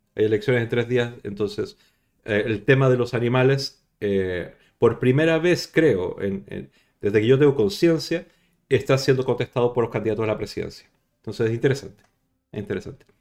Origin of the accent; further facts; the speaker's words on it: Chile; now in Barcelona, Spain; yo soy chileno